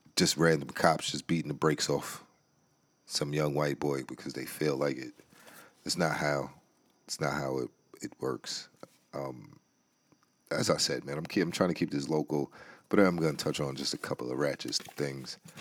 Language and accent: English; New York City, New York, United States; now in Maryland, United States; B X is my hometown. I always got love for the B X.